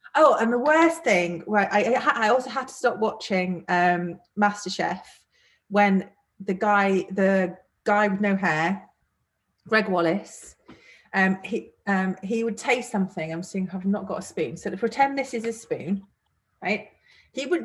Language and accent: English; Manchester, North West England, United Kingdom; I am from Manchester